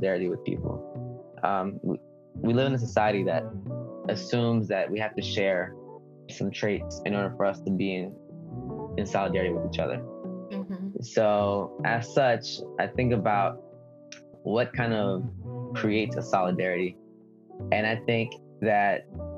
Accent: United States; English is a second language; I am not undocumented. I was born in the United States

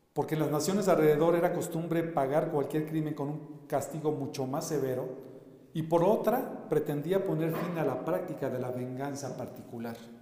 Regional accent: Mexico; nosotros como mexicanos

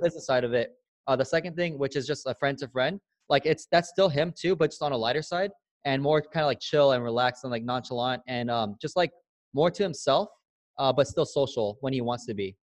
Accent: San Diego, California, United States; moved away as an adult; also born or lived in Alabama / Newport Beach, California; I grew up in San Diego, California, born and raised, and I grew up in the hood.

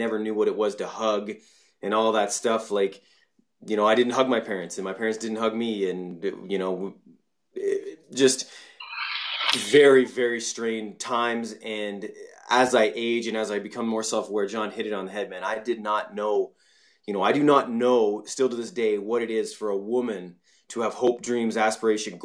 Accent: Canada; I was born and raised in Canada, and I was a spoiled brat, basically

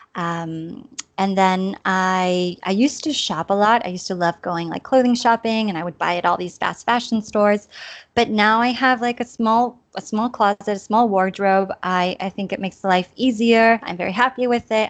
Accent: Chula Vista, California, United States; moved away as an adult; also born or lived in Tijuana, Mexico; now in Granollers, Spain; I'm from Chula Vista, California, and um, well, I grew up on the border. My parents are from Tijuana, so I grew up, you know, on both sides of the border

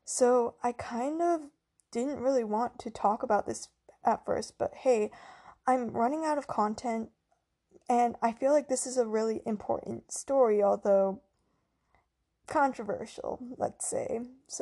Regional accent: United States; Because I'm Chinese American.

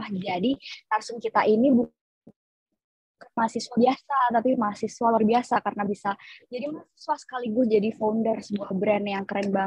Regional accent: Bandung, West Java, Indonesia; aku asli Bandung.

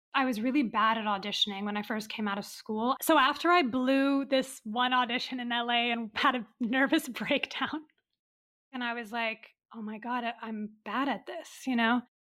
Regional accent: Dubai, United Arab Emirates; born or raised there; also born or lived in Riyadh, Saudi Arabia

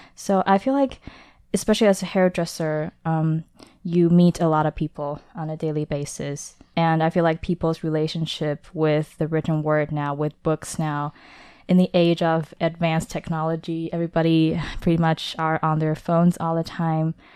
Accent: Taipei, Taiwan; I was born in Taipei, Taiwan, but home for me is a abstract concept

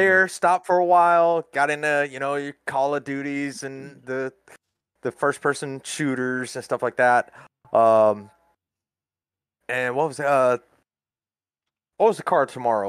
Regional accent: Florida, United States; moved away as an adult; also born or lived in Wilmington, North Carolina / Laurel Park, North Carolina; now in Alabama, United States; I was born and raised in Florida

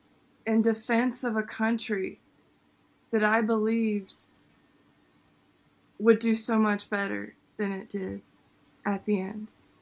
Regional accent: United States; But what roots me to it is definitely my service, the fact that I'm American.

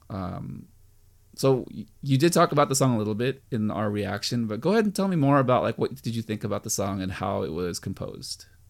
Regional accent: United States; I'm American

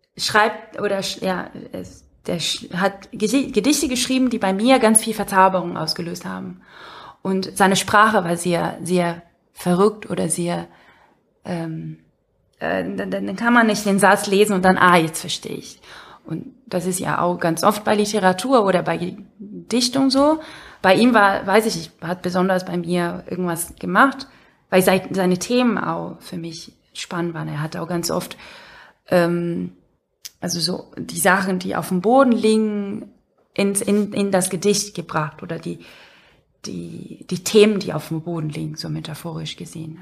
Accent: Brazil; moved away

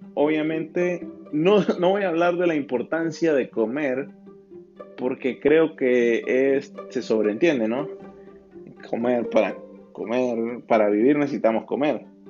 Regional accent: Venezuela; mi país, Venezuela

